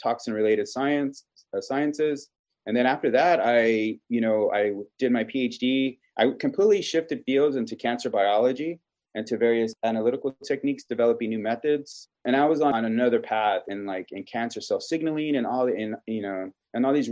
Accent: Kingsville, Texas, United States; I am originally from South Texas in Keensville, where Texas A&M University in Keensville is located

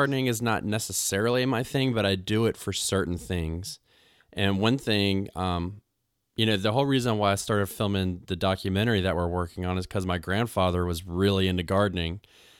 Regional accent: North Carolina, United States; I moved back home to where I'm from North Carolina, and it goes from winter directly into summer sometimes.

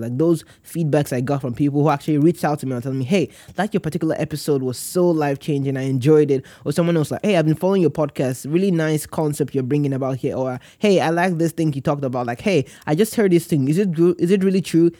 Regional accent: Nigeria; I am from Nigeria

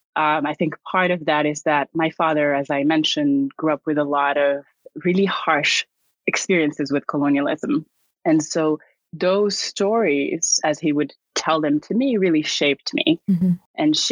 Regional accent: Casablanca, Casablanca-Settat, Morocco; now in Dubai, United Arab Emirates; I grew up in Casablanca

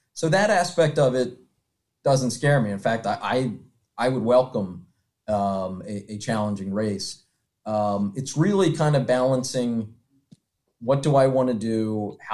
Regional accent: Philadelphia, Pennsylvania, United States; I'm a Philadelphian through and through

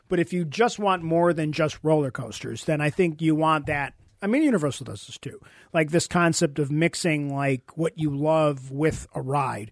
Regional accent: Buffalo, New York, United States; we're from Buffalo

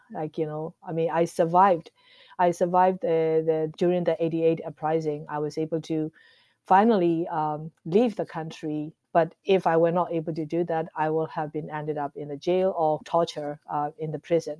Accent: Myanmar; now in United States; Originally, I'm from Burma or Myanmar, uh, but now residing in the United States

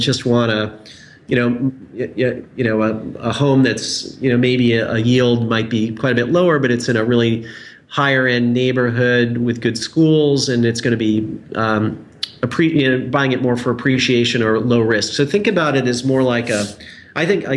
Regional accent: Indiana, United States; I'm from Indiana, so I have an affection for Indianapolis and Indiana in general.

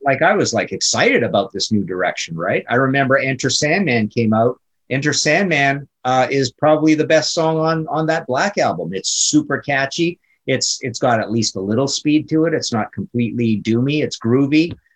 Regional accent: Canada; I'm Canadian

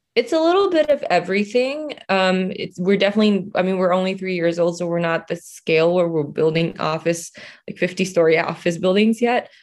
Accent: Singapore; moved away as an adult; also born or lived in Indonesia; now in Los Angeles, United States; I was born in Indonesia. I was raised in Singapore. Well, I grew up in Singapore, and then I moved to Los Angeles from co, uh, for college, and I've been here ever since

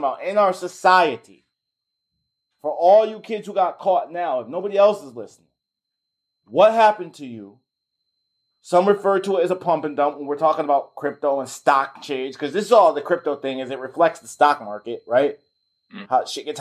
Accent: Connecticut, United States; I'm from Connecticut

